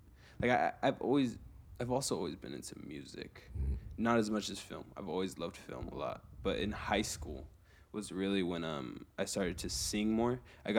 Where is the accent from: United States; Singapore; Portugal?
United States; Los Angeles, California; I am from the eastern area of Los Angeles, so like San Gabriel Valley.